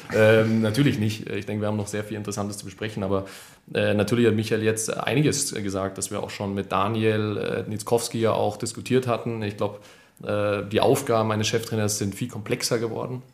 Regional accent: Munich, Bavaria, Germany; München ist meine Heimat

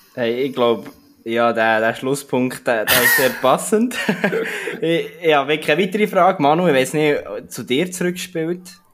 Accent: Switzerland; wir Schweizer

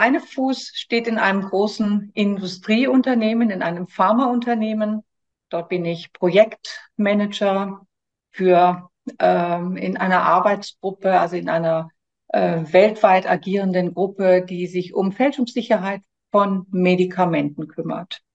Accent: Germany; moved away as an adult; now in France; komme ich ursprünglich aus Deutschland, habe aber vor 26 Jahren Frankreich zu meiner Wahlheimat gemacht

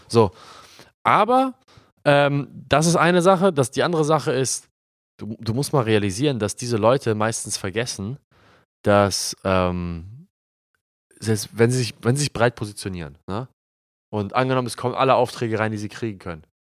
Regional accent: Hamburg, Germany; also born or lived in Glinde / Reinbek; wir kommen ja aus Hamburg und da, wo wir wohnen, ist ja, ist ja 10 Kilometer außerhalb von Hamburg, Glinde Rheinbeck

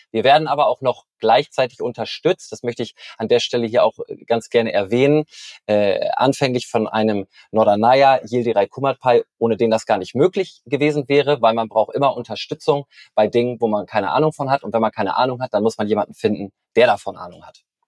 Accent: Norderney, Lower Saxony, Germany; Ich bin auf Norderney geboren und aufgewachsen

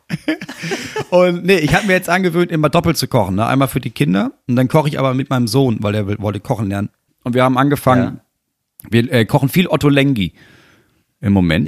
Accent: Germany; als Deutscher

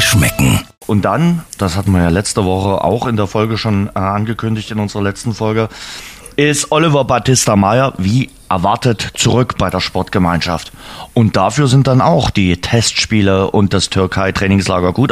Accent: Saxony, Germany; bei uns in Sachsen, auch in Dresden.

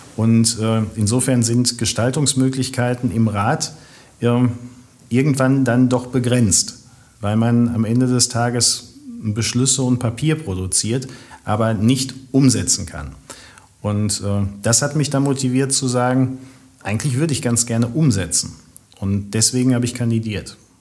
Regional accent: Witten, North Rhine-Westphalia, Germany; ich bin ein Kind des Marienhospitals, wie viele andere auch. Und ähm, bis auf neun Monate, wo ich mich mal äh, ganz kurzfristig nach Hattingen verabschiedet habe vor vielen Jahren, ähm, bin ich immer in Witten auch wohnhaft gewesen

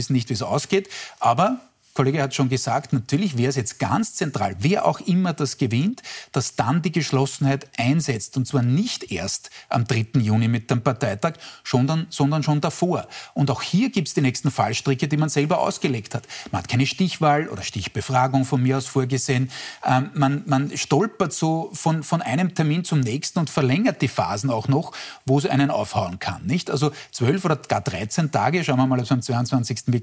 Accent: Styria, Austria; nehm ich gern hin als Steirer.

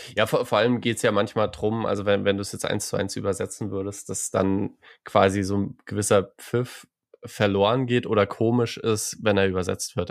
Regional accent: Saarland, Germany; als Saarländer

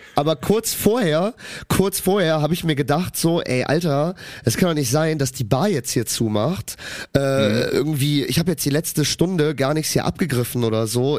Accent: Cologne, North Rhine-Westphalia, Germany; ich bin in Köln geboren, in Köln aufgewachsen

